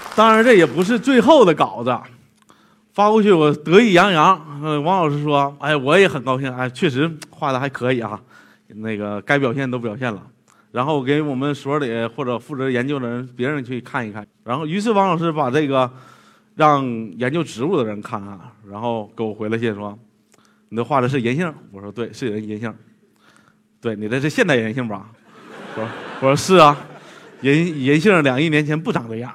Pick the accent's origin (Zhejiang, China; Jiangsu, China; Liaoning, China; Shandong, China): Liaoning, China; western; 在我老家那边儿辽宁西部